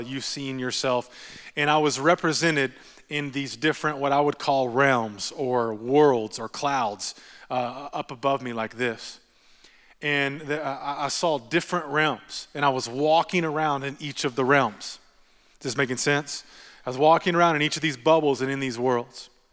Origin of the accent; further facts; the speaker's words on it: Texas, United States; I'm from Texas